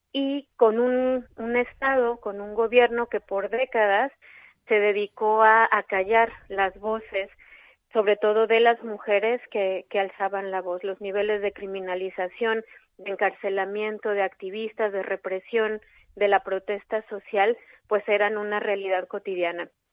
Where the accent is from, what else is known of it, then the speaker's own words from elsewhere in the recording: Mexico; yo soy mexicana.